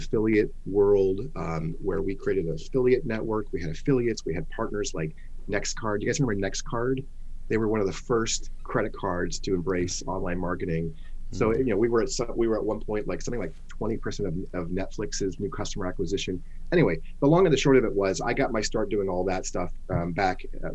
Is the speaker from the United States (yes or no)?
yes; San Francisco Bay Area, California, United States; also born or lived in Los Angeles; I grew up in the San Francisco Bay Area.